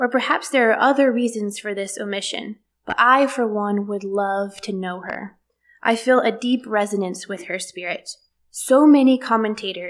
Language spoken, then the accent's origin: English; the South, United States; born and raised in the South